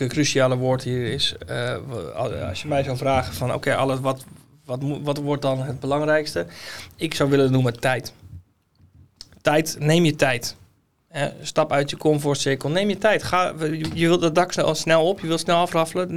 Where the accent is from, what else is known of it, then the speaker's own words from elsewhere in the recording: Netherlands; wij Hollanders